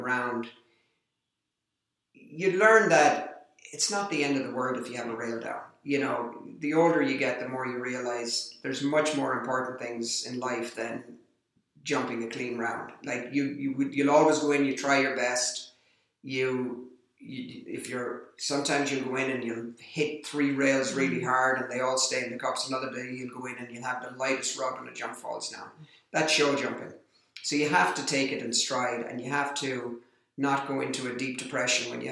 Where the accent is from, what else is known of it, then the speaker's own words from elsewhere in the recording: Ireland; being Irish, I have a lot of Irish friends that are involved in the sport